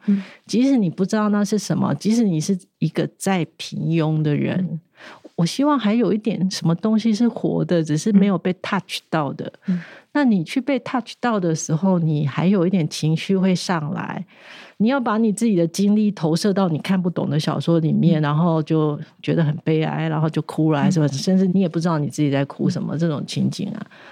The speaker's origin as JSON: {"language": "Chinese", "country": "Taiwan", "said": "我们台湾人"}